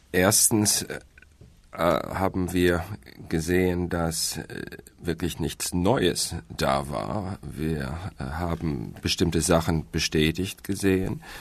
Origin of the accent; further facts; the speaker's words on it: United States; German is a second language; Und daher äh, als Amerikaner, ich bin ja immer optimistisch, sage ich, Glas ist halb voll.